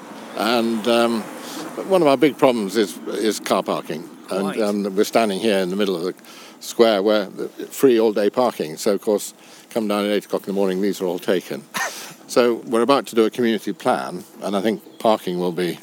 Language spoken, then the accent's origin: English; Watermillock, North West England, United Kingdom; I was brought up in Watermillock, a house called Bowthorn, which is on the lake front shore.